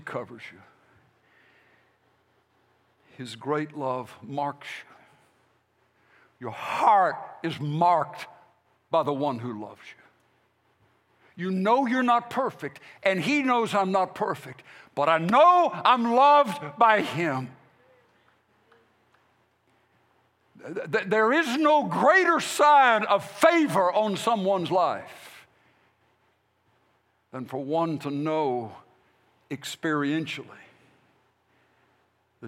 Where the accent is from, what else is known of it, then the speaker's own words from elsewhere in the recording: United States; As the American church people and American pastors